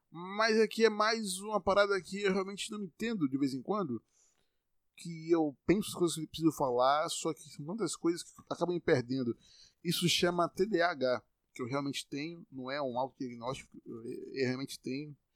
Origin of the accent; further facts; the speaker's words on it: Bahia, Brazil; Eu sou baiano e tô falando normal aqui, você tá me entendendo.